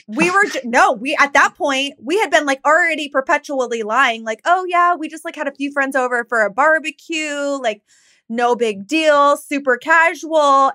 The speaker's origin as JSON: {"language": "English", "town": "Downey", "region": "California", "country": "United States", "tie": "born or raised there", "said": "where we grew up in Downey."}